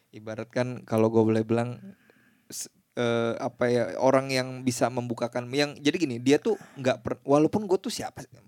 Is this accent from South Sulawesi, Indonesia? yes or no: no; Banjarmasin, South Kalimantan, Indonesia; moved away as an adult; gue tuh dari Banjarmasin ya, ya, eh, ya. sampai umur sampai lulus SMA lah pokoknya okay, jadi okay. masa kecil gue tuh di Banjarmasin